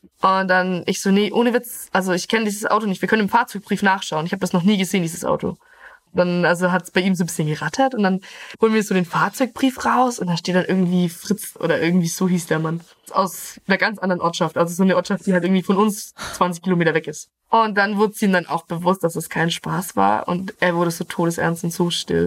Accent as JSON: {"language": "German", "area": "Middle Franconia", "region": "Bavaria", "country": "Germany", "tie": "born or raised there", "said": "ich komme gebürtig aus Mittelfranken, aus einem kleinen Dorf und momentan lebe ich in Gabelspaten, Kürken"}